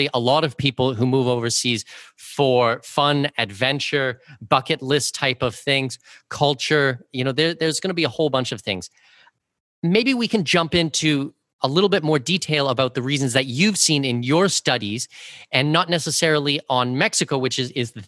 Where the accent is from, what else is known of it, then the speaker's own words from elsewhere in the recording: Canada; I'm from Canada